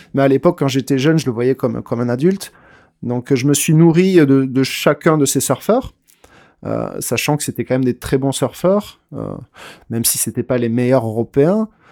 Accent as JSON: {"language": "French", "town": "Tarnos", "region": "Nouvelle-Aquitaine", "country": "France", "tie": "born or raised there", "lives_now": "Anglet, France", "said": "à Tarnos, moi, j'ai fait mes, premières armes"}